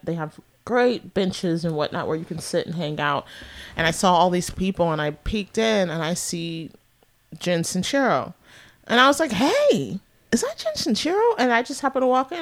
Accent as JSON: {"language": "English", "area": "San Francisco Bay Area", "region": "California", "country": "United States", "tie": "born or raised there", "also_born_or_lived": "New York City / Washington, D.C.", "moved": "as an adult", "said": "I was born and raised here"}